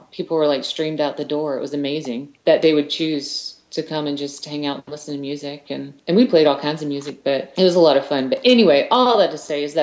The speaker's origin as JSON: {"language": "English", "town": "Columbia", "region": "South Carolina", "country": "United States", "tie": "born or raised there", "said": "I grew up in Columbia, South Carolina"}